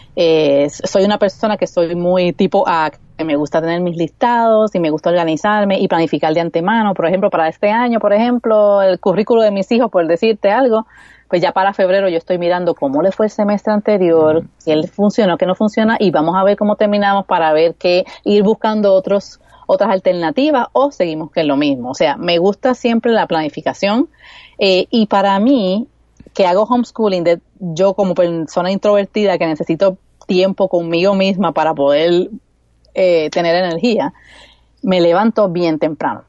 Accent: Puerto Rico; accent: Puerto Rican; mis L's y mis R maldicha puertorriqueña

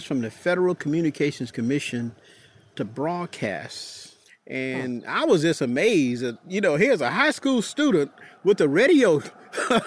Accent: Warrenton, Georgia, United States; my hometown of Warrenton

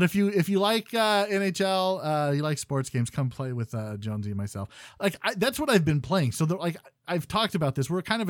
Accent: Canada; As a Canadian.

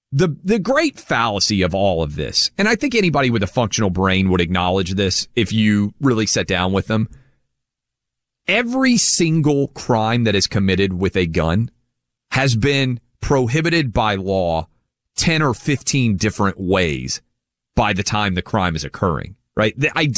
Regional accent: Tennessee, United States; even though I am from Tennessee.

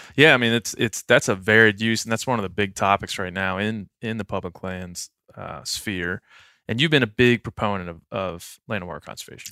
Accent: East Coast, United States; also born or lived in Texas; now in Montana, United States; I'm from the East Coast originally.

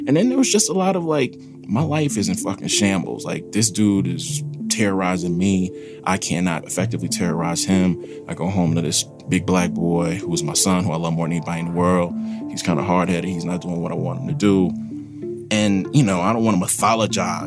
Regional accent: Forest, Mississippi, United States; also born or lived in Jackson, Mississippi / Wisconsin; My early childhood was like partially in Jackson, a little taste in Wisconsin, and most of my memories of my childhood are in Forest, Mississippi

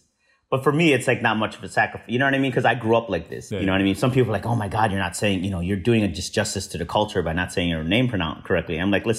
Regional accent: Chicago, Illinois, United States; I'm from Chicago and like I grew up there.

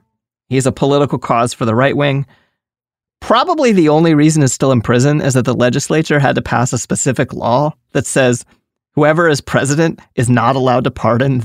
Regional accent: Maryland, United States; I'm from Maryland. That's why I'm talking shit on Maryland.

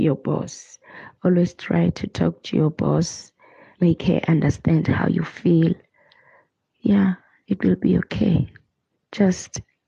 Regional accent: Sebokeng, Gauteng, South Africa; moved away as an adult; now in Kyalami, South Africa; I'm from Sebokeng in the Val Triangle, but currently I'm a live-in nanny at Kyalami.

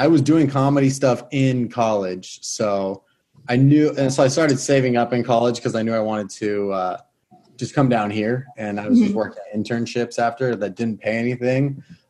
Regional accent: Camarillo, California, United States; moved away as an adult; now in Los Angeles, United States; Pretty native to Southern California. My hometown is only like an hour away.

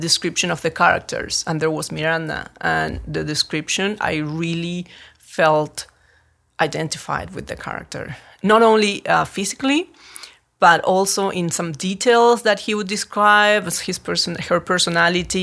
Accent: Buenos Aires, Argentina; moved away as an adult; now in Los Angeles, United States; I'm from Buenos Aires, Argentina

